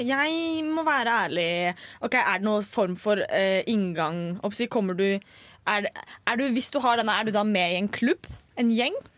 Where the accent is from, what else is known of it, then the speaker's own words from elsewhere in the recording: Østfold, Norway; Jeg er fra Østfold